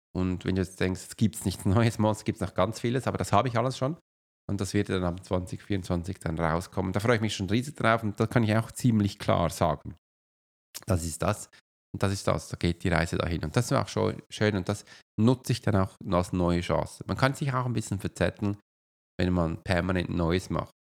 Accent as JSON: {"language": "German", "country": "Switzerland", "said": "wenn ich als Schweizer nach Deutschland komme"}